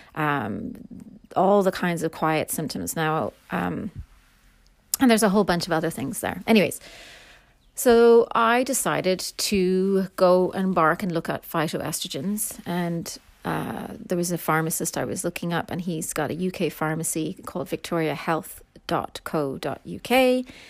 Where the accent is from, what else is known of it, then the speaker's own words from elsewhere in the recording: Ireland; I am Irish